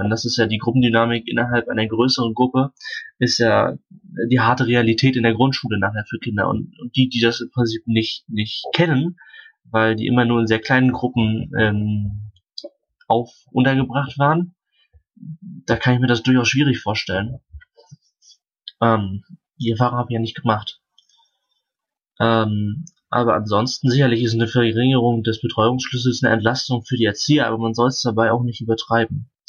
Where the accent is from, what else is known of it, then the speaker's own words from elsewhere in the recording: Sternberg, Mecklenburg-Vorpommern, Germany; ich bin aus dem Amt Sternberg, das ist also mitten im Herzen Mecklenburgs.